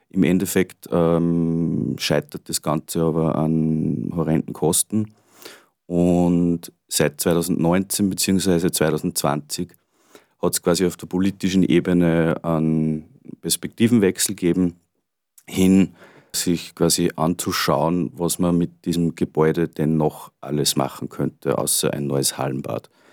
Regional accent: Gallneukirchen, Upper Austria, Austria; ich bin ursprünglich in Grönekirchen groß geworden

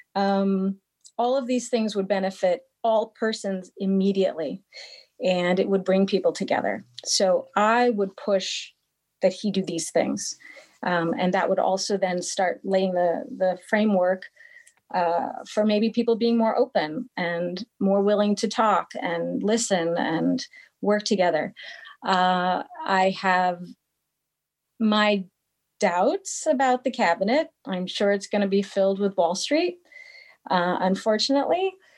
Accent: Seattle, Washington, United States; moved away as an adult; also born or lived in New York City; now in Austria; I'm originally from Seattle, but I moved to Austria from New York

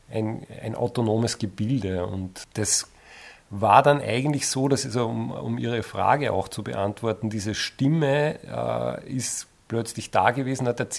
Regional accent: Eferding, Upper Austria, Austria; Also ich komme aus Everding und das taucht vielleicht in der Beschäftigung eines jeden Autors irgendwann einmal auf

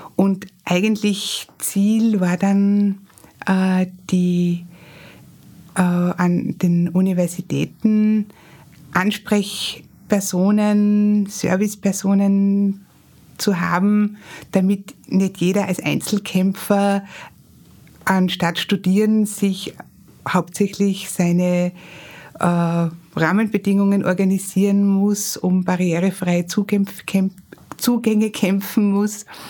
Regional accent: Graz, Styria, Austria; ich bin in Graz geboren und aufgewachsen

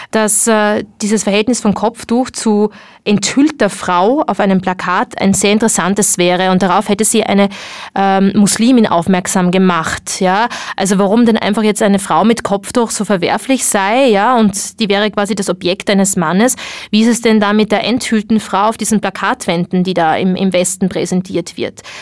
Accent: Morocco; dass es äh, sehr wohl einen Unterschied macht, ob man es trägt oder nicht, als Marokkanerin wohlgemerkt, nicht als Ausländerin

